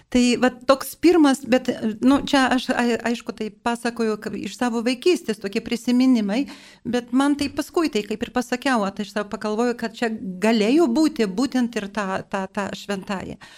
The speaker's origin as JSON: {"language": "Lithuanian", "town": "Vilnius", "region": "Vilnius County", "country": "Lithuania", "tie": "born or raised there", "said": "aš gimiau Vilniuje ir mano vaikystė praėjo netoli tos vietos, kur gyveno irgi šventoji Faustina."}